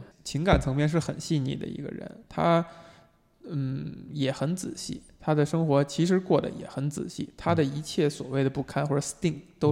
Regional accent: China; 作为中国人

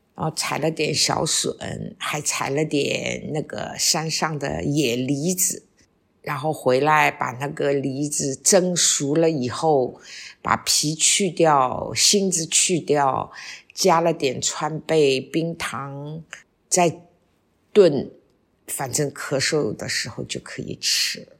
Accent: Shanghai, China; 我们上海人叫底梨

